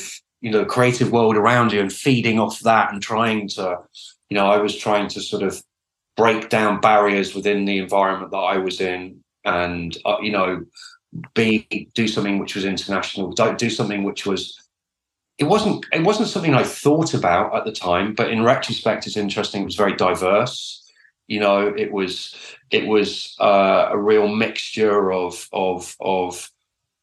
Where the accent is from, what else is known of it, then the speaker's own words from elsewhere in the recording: Oxford, South East England, United Kingdom; I grew up in Oxford